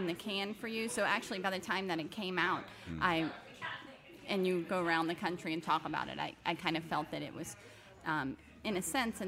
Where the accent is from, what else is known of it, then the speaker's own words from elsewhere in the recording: Hammond, Louisiana, United States; now in New Orleans, United States; I'm from Louisiana. I've been here since I was a teenager, but I'm from originally a small town near here